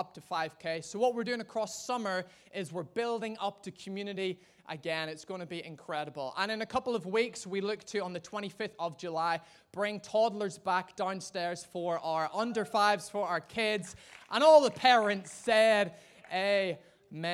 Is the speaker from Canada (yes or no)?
no; Ireland; being an Irishman